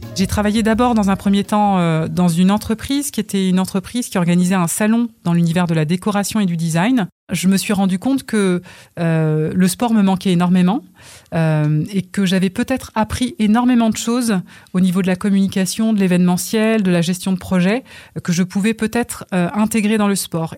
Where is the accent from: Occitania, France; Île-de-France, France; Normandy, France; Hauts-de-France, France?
Normandy, France; Val-de-Reuil; also born or lived in Congo; Val d'Oreuil, euh, c'est ma maison. c'est là où j'ai grandi.